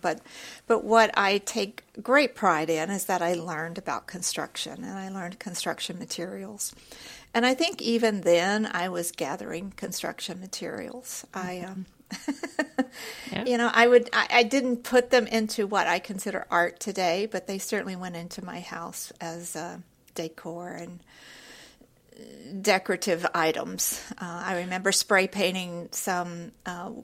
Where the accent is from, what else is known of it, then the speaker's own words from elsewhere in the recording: Houston, Texas, United States; I grew up in Houston